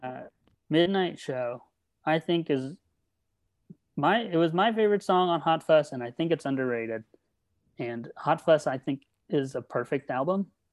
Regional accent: Redlands, California, United States; moved away; from Redlands, California

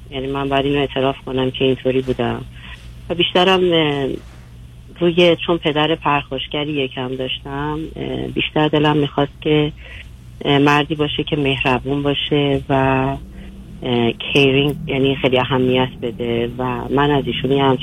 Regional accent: Iran; moved away as an adult; now in United States; من از همین امریکا تماس میگیرم و با همدیگه از ایران مهاجرت کردیم به امریکا

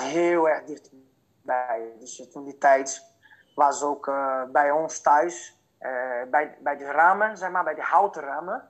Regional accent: Fortaleza, Ceará, Brazil; Dutch is a second language; moved away as an adult; now in Netherlands; ik ben geboren en getogen in Fortaleza. En het Fortaleza bevindt zich in uh, Noordoost-Brazilië

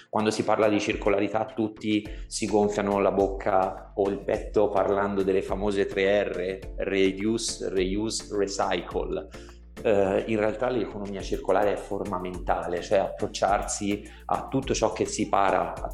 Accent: Tuscany, Italy; un po' perché sono toscano e quindi sentire eh, con le parole del toscano e con la C aspirata

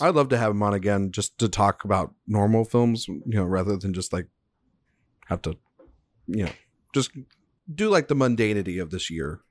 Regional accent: Texas, United States; I'm from Texas

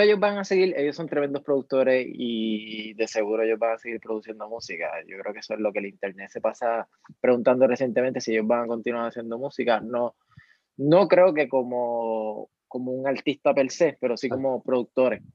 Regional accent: Mayagüez, Puerto Rico; moved away as an adult; now in San Juan metropolitan area, Puerto Rico; de Mayagüez, mayagüezano, siempre orgullosa, aunque esté viviendo en, la, en el área metropolitana.

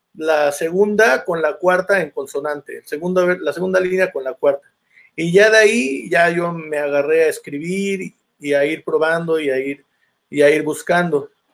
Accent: Santiago Tuxtla, Veracruz, Mexico; also born or lived in Xalapa, Veracruz; now in Mexico City, Mexico; yo soy de Santiago Tuzcla, ahorita estoy viviendo en la, en la Ciudad de México

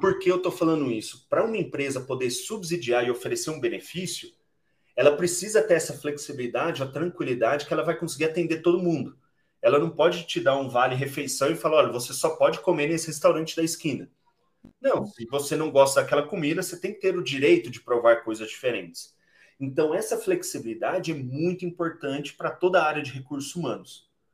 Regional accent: Boa Esperança, Minas Gerais, Brazil; ambos somos mineiros, então sou de uma cidade chamada Boa Esperança, lá no sul de Minas

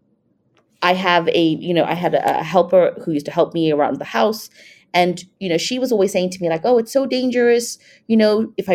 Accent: South Africa; moved away as an adult; also born or lived in Thailand / Singapore; I'm from South Africa, but I've lived in Thailand, Singapore

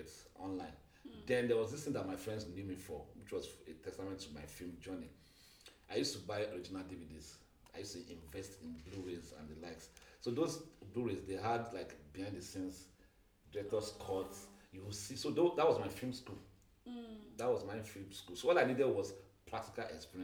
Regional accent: Nigeria; Even though I'm not a Yoruba boy, I grew up among Yoruba

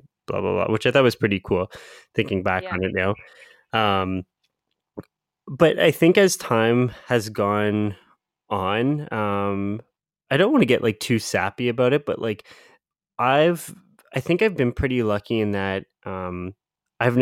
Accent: London, Ontario, Canada; now in Ottawa, Canada; when I say London, so London's my hometown. It's about like half the size of Ottawa, which is where both Priya and I live now.

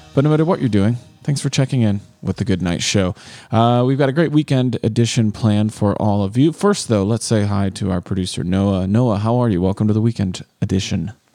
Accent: Rochelle, United States; growing up in Rochelle

